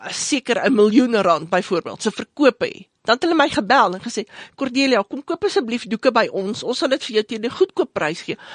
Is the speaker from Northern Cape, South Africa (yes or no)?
no; Johannesburg, Gauteng, South Africa; ek is 'n meisie van die suide, ehm um, uh, Johannesburg se uit groot geword, uh, Terfontein